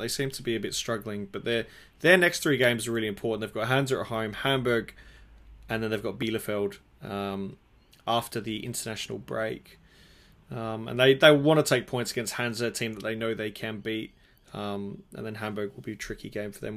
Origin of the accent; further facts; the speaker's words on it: Adelaide, South Australia, Australia; here in my hometown Adelaide